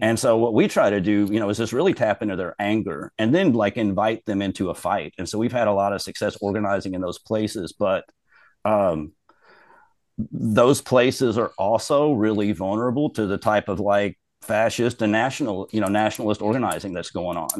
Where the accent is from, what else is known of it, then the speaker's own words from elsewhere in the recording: Robertson County, Kentucky, United States; now in Louisville, United States; I'm from Robertson County, which is the smallest county in the state